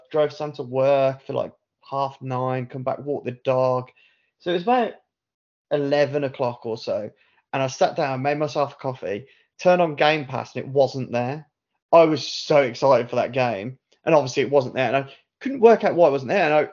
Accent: United Kingdom; a British guy

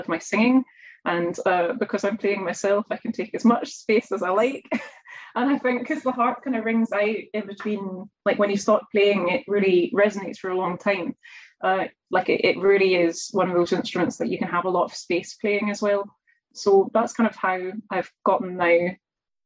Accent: Edinburgh, Scotland, United Kingdom; I grew up in Edinburgh

